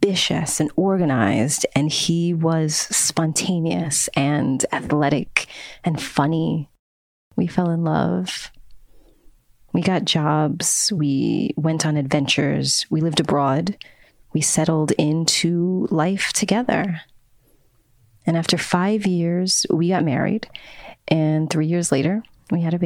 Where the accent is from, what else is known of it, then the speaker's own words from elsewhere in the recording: New York City, New York, United States; I was born and raised in New York City